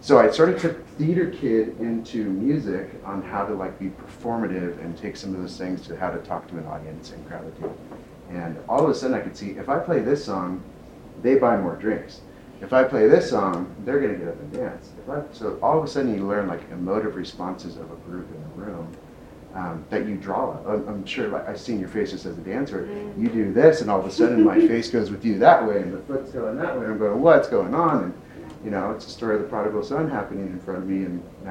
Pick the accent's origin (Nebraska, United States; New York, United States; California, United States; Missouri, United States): California, United States; San Diego; I'm from San Diego, and I was doing stuff with San Diego Opera, like as an elementary student